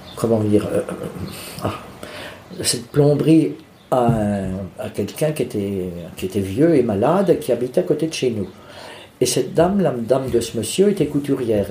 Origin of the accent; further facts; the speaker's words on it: Bourges, Centre-Val de Loire, France; also born or lived in Charleville-Mézières, Ardennes; now in Vierzon, France; je suis né à Mézières-Charleville, dans les Ardennes, mais je n'y ai pas vécu parce que quand j'ai eu 3 ans, mes parents ont déménagé, sont venus s'installer dans le Berry. ils sont venus à Bourges